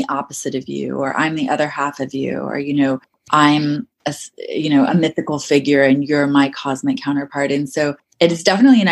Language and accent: English; Maryland, United States; I grew up around deer in Maryland